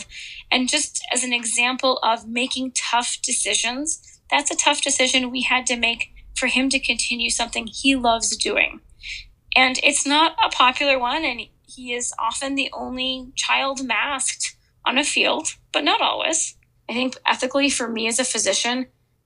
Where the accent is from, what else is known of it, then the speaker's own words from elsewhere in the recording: Minnesota, United States; now in Nebraska, United States; And I'm originally from Minnesota